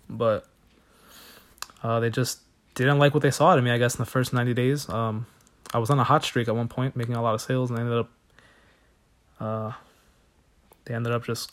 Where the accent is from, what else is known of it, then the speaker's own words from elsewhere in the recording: New Jersey, United States; moved away as an adult; now in Pennsylvania, United States; I was from New Jersey